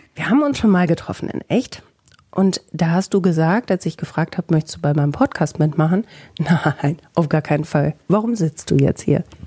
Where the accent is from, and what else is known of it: Bielefeld, North Rhine-Westphalia, Germany